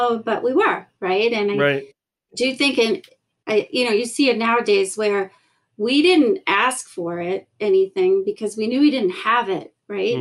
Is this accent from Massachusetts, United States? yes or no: yes; South Shore, Massachusetts, United States; I grew up in a town on the South Shore.